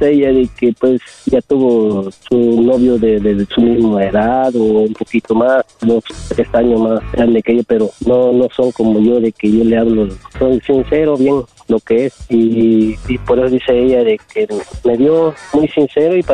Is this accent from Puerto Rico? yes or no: no; Oaxaca, Mexico; now in California, United States; yo le dije, soy de Oaxaca, soy de, bueno, soy de México, le dije yo, estoy aquí en, en este, California trabajando.